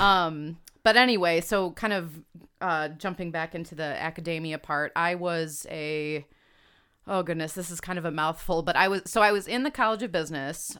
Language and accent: English; Homer Glen, Illinois, United States; also born or lived in Hinsdale, Illinois; grew up in Homer Glen, Illinois